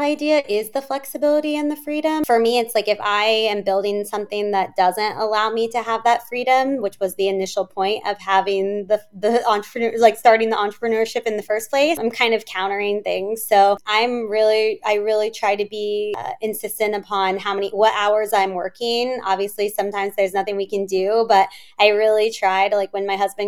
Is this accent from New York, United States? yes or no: no; Kansas City, Missouri, United States; moved away as an adult; also born or lived in California; now in Chicago, United States; growing up in Kansas City, I didn't know anyone there